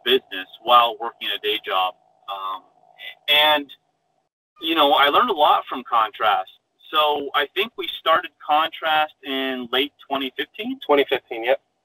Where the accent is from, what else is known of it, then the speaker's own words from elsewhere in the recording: Phoenix, Arizona, United States; I was born and raised in Phoenix, Arizona.